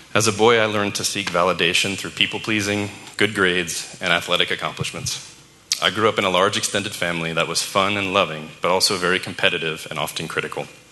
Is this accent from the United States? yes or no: yes; New Orleans, Louisiana, United States; I was born in New Orleans to parents who were babies themselves